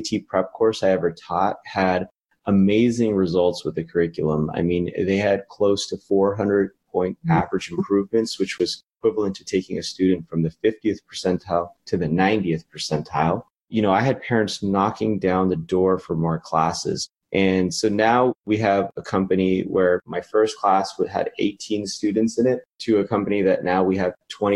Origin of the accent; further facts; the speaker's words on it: Las Vegas, Nevada, United States; moved away as an adult; also born or lived in Los Angeles, United States; now in Philadelphia, United States; I grew up in Las Vegas, actually. That's where I'm originally from